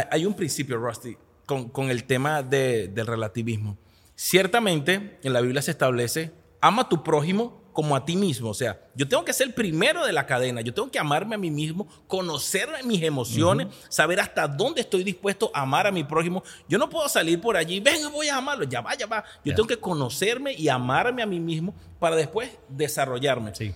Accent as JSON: {"language": "Spanish", "country": "Venezuela", "moved": "as an adult", "lives_now": "United States"}